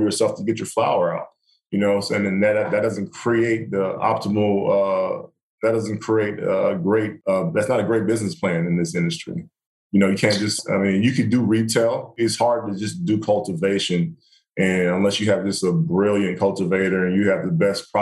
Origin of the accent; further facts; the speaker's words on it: the South, United States; moved away; I grew up in the South.